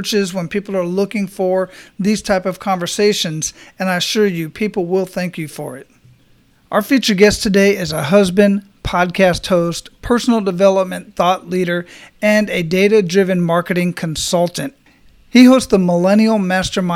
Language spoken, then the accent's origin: English; Phoenix, Arizona, United States; moved away as an adult; now in Florida, United States; I grew up in Phoenix, Arizona